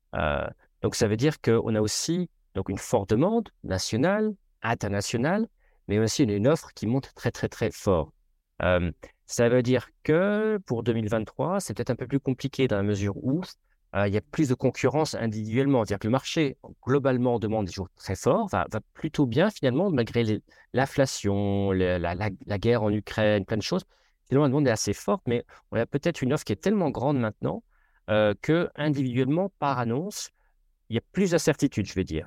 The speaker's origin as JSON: {"language": "French", "country": "France", "said": "je suis français, je ne le cache pas"}